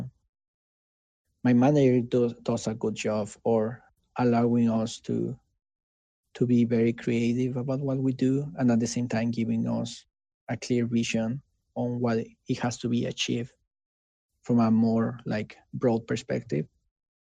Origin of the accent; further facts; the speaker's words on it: Mexico; English is a second language; moved away as an adult; now in United States; I didn't used to speak in English back in Mexico, right? And I learned English